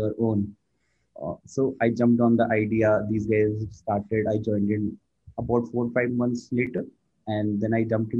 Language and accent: English; India; I born and brought up in India. Right now, I'm working in Bangalore